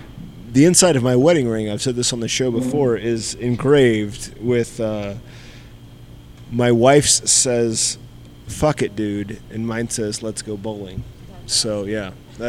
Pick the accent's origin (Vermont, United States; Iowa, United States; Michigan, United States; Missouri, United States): Iowa, United States; now in Colorado, United States; I'm from Iowa.